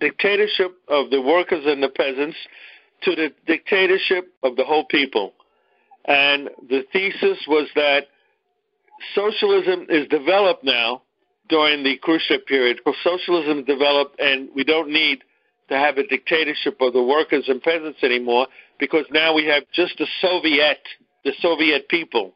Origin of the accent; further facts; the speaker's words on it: New York City, New York, United States; accent: Brooklyn; my Brooklyn accent